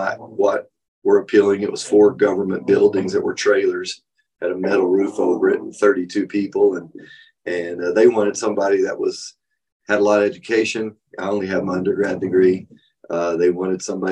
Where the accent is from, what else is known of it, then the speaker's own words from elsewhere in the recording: West Texas, United States; also born or lived in Taylorville, Illinois; now in Granbury, United States; I grew up in West Texas